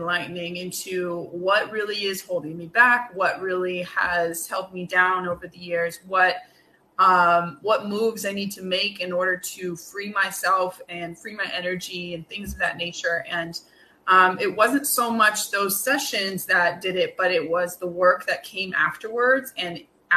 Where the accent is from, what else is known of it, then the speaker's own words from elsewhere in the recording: California, United States; moved away as an adult; now in New York, United States; I am now living in New York. I am a Californian at heart.